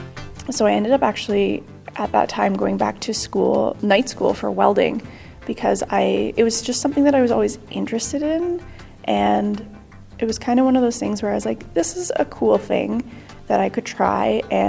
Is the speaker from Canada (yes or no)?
yes; Toronto, Ontario, Canada; I'm from Toronto, Canada.